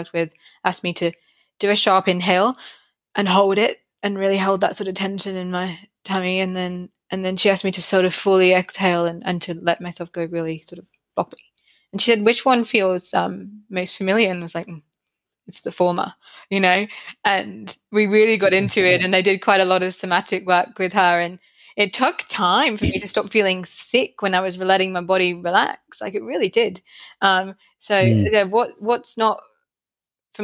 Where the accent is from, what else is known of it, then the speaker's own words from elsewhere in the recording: United Kingdom; now in Brisbane, Australia; I'm not from Australia originally. I'm from the UK